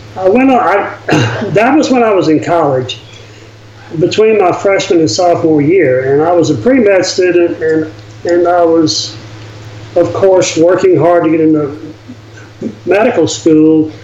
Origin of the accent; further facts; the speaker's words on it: Louisiana, United States; I grew up in Louisiana in, in an era and um, in a family that really didn't travel much